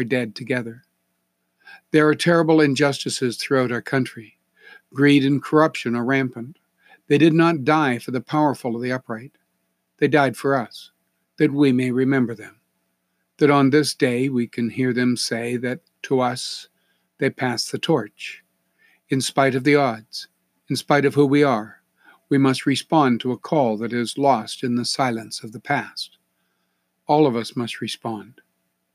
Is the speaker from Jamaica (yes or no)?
no; Canada